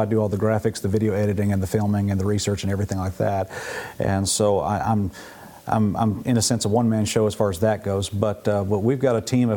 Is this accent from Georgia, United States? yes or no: yes; Atlanta, Georgia, United States; I was a public school kid in Atlanta, Georgia